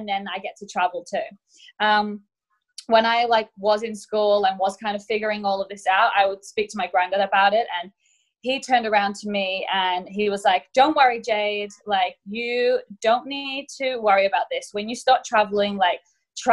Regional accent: England, United Kingdom; moved away as an adult; also born or lived in Mallorca, Spain; now in Australia; I'm originally from England and my grandparents actually lived in Spain as I grew up

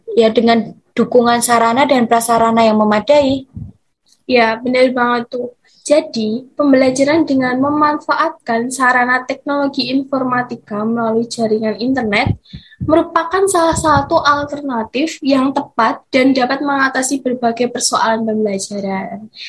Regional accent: Klaten, Central Java, Indonesia; Asal aku dari kota yang tetanggaan deket juga nih sama Solo. Aku dari Klaten

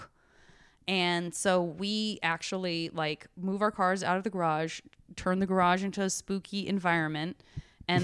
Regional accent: Tucson, Arizona, United States; rodeo vacation that I had growing up in Tucson, Arizona

